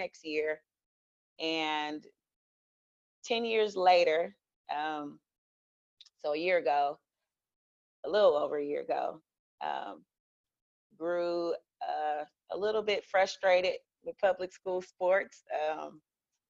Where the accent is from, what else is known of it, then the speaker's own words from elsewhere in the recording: Houston, Texas, United States; I was born in Houston, raised by my grandparents